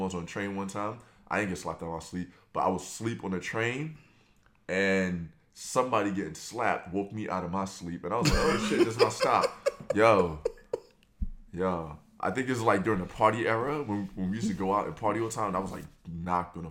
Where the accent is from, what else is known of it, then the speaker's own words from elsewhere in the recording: New York City, New York, United States; I'm from Brooklyn